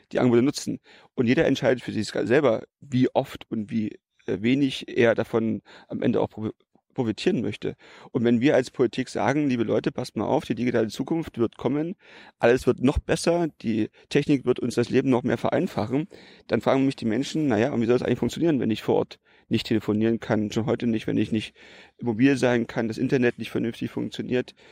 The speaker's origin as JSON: {"language": "German", "region": "Brandenburg", "country": "Germany", "tie": "born or raised there", "said": "44 Jahre, mhm wohne ich äh, in Brandenburg. Damals äh, war es natürlich nicht Brandenburg, wo ich aufgewachsen bin. Da gab es noch die DDR"}